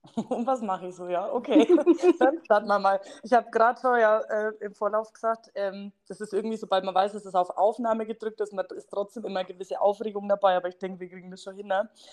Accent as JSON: {"language": "German", "area": "near Bamberg", "region": "Bavaria", "country": "Germany", "accent": "Franconian", "said": "ich komme aus der Nähe von Bamberg, wie man es wahrscheinlich äh, so hört am Dialekt"}